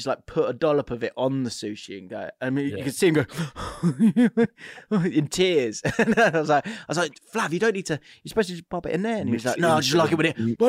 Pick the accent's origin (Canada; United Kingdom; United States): Canada; I'm Canadian and I heard some Americans do it.